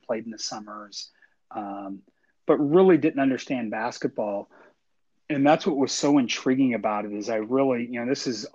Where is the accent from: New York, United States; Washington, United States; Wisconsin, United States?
Washington, United States; Seattle; moved away as an adult; also born or lived in Nevada; I grew up actually in the Pacific Northwest in the Seattle area.